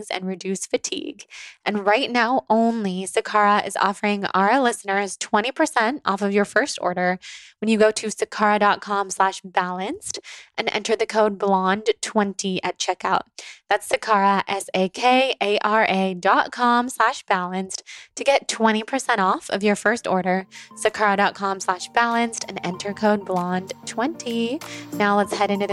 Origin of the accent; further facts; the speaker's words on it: Sacramento, California, United States; we're both from Sacramento, from the Sacramento area